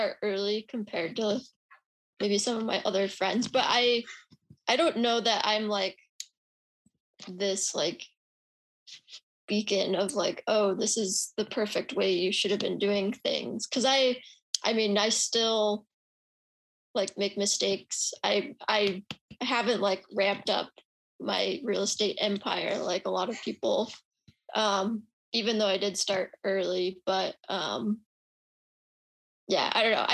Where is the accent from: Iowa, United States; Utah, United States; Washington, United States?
Utah, United States; also born or lived in San Francisco; now in Austin, United States; where I'm from, which is Utah